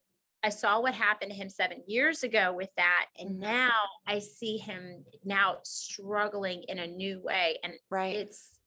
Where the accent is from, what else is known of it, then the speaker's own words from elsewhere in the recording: the South, United States; moved away as an adult; also born or lived in the North / New Jersey; now in Guntersville, United States; Growing up in the South and even being born up North, but growing up in the South and then going North, for me, even though like part of me considered it home-ish, it was a huge culture shock.